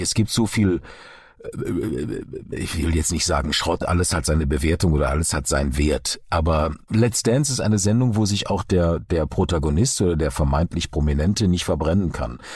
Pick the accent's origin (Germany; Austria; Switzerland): Germany; Duisburg, North Rhine-Westphalia; moved away; also born or lived in Karlsruhe; Wir sind beide in Duisburg geboren, äh, äh, Kinder des Ruhrgebiets.